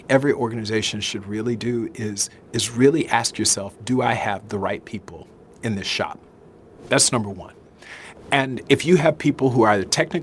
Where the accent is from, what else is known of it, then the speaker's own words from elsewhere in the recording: the South, Southern United States, United States; I'm a Southerner